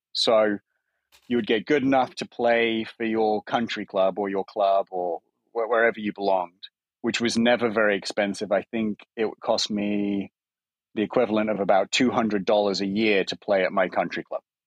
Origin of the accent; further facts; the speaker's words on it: England, United Kingdom; moved away as an adult; now in United States; as an Englishman